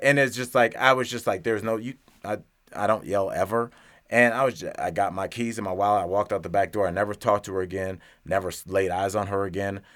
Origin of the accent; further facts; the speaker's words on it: Cleveland, Ohio, United States; now in Denver, United States; my hometown, Cleveland, Ohio